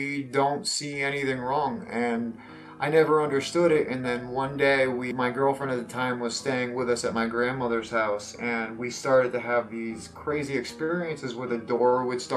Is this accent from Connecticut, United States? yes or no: yes; Connecticut, United States; also born or lived in New Haven, Connecticut; Yes, I'm from Connecticut. I was born in New Haven, Connecticut, and then was raised there till I was six, and then moved out to the countryside of Connecticut or the Valley area. Spent most of my life there till I was like 15 in the Valley area